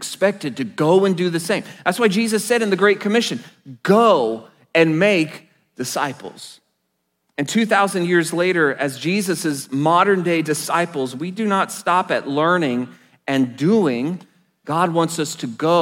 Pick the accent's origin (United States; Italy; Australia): United States; Enid, Oklahoma; I was blessed to attend a Christian high school in my hometown of Enid, Oklahoma